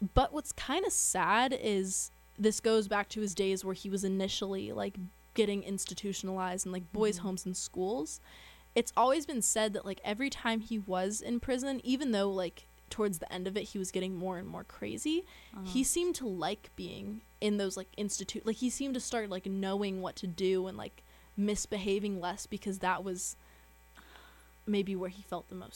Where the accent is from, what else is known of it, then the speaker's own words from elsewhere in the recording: San Luis Obispo, California, United States; my hometown is San Luis Obispo, California